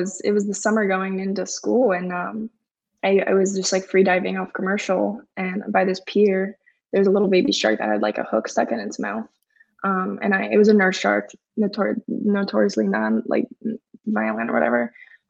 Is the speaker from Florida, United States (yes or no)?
yes; Fort Lauderdale, Florida, United States; I grew up in South Florida, Fort Lauderdale